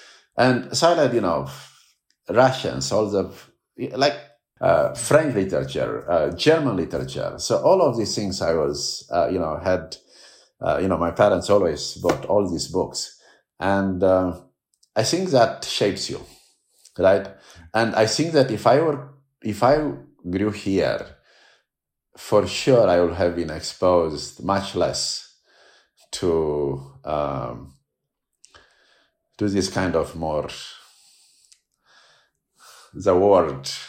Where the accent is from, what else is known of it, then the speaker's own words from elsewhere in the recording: Romania; moved away as an adult; now in United States; growing up in Romania